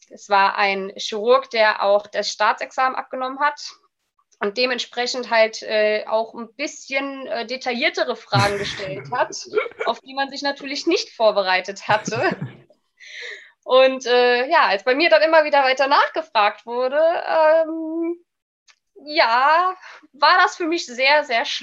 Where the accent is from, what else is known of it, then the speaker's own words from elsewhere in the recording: Rhineland-Palatinate, Germany; also born or lived in Leipzig; habe mich dann wieder in meiner Heimat Rheinland-Pfalz beworben, weil äh, ich halt, ja, wie zu Beginn schon erwähnt, ein kleiner Heimscheißer bin